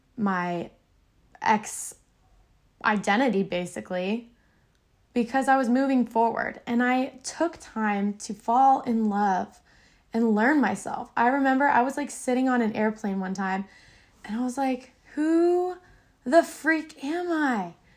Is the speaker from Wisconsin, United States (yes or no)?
no; suburb outside of Orlando, Florida, United States; moved away; I came from Florida. Crackhead, alligator, swamp, Disneyland. Silly old Florida. I, it was a suburb outside of Orlando